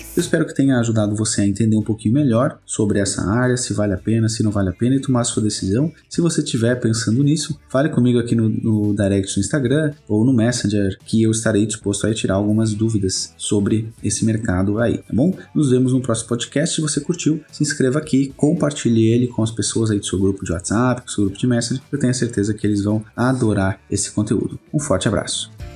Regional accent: Portugal; also born or lived in Pelotas, Rio Grande do Sul, Brazil; eu nasci no Rio Grande do Sul, em Pelotas, mas com três anos eu fui para Portugal e desde então vivi lá

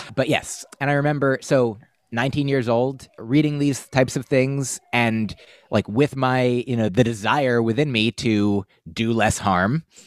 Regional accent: United States; We grew up in the United States

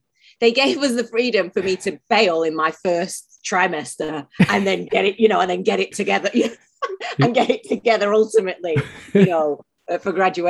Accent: Manchester, North West England, United Kingdom; now in Los Angeles, United States; Well, I say I'm from Manchester because I am. I'm not from Oldham. I grew up in Manchester.

